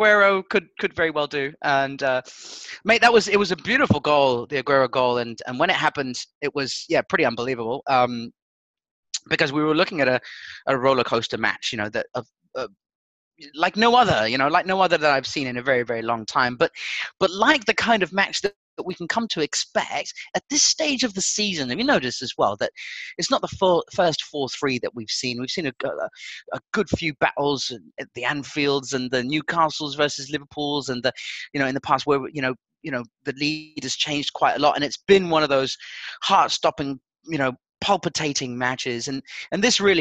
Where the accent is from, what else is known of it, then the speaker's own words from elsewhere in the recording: Portugal; I grew up in Portugal